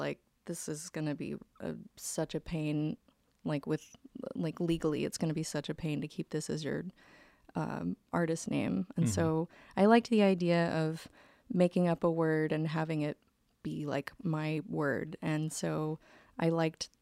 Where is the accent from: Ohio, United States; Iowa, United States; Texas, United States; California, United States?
Texas, United States; Tyler; I grew up in Tyler, Texas. So like East Texas, kind of close to the Louisiana border.